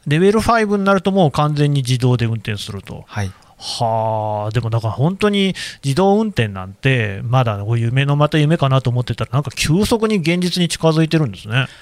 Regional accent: Nagoya, Aichi, Japan; moved away; 僕もあの、まあ、名古屋というか、愛知県の出身なんですけど

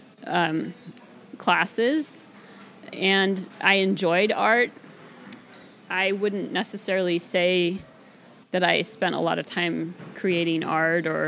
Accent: Salem, Oregon, United States; moved away as an adult; also born or lived in Idaho; now in Camano Island, United States; I grew up in Salem, Oregon

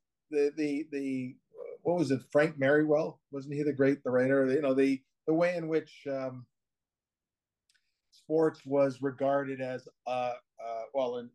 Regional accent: Hamilton, Ontario, Canada; my hometown Hamilton

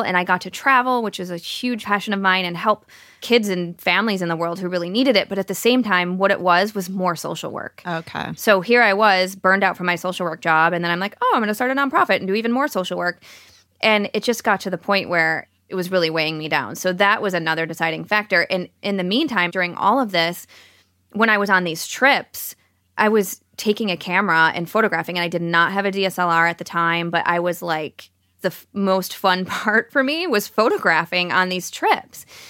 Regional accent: Plymouth, Michigan, United States; moved away as an adult; also born or lived in Seattle; Dan and I were born and raised in Michigan

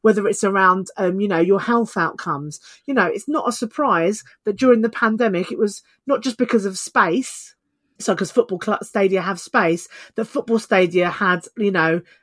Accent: United Kingdom; us as British people

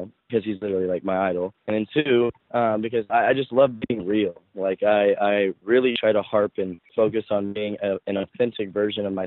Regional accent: the South, United States; now in Los Angeles, United States; I grew up in the South

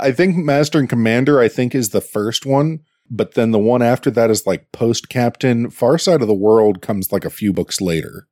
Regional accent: Pittsburgh, Pennsylvania, United States; my hometown

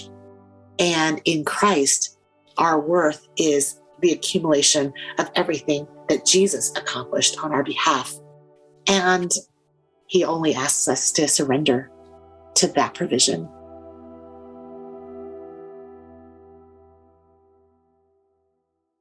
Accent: United States; as an immigrant growing up in the United States

